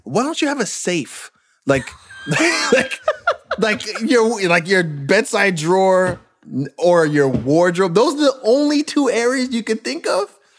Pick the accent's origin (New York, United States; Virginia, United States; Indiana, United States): New York, United States; Brentwood; also born or lived in Queens, New York; growing up in Brentwood, Long Island, and Queens